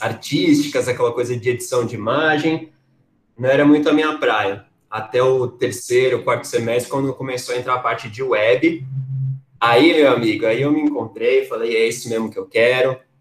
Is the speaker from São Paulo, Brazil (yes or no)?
yes; São Paulo, Brazil; nascido em São Paulo, capital